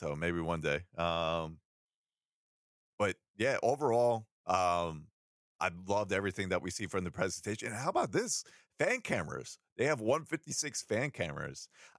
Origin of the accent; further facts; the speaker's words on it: New York, United States; I'm from New York. We both have different networks, so yeah, I don't know what they are.